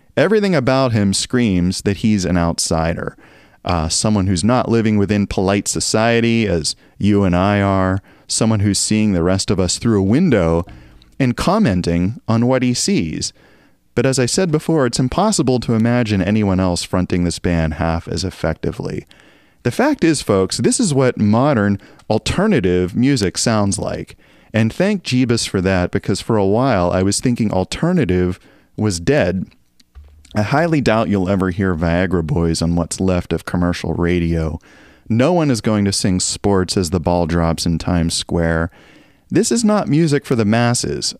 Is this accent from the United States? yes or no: yes; Appalachian Mountains, United States; moved away; also born or lived in Northeast US; I grew up in the Appalachian Mountains in a town with notoriously bad weather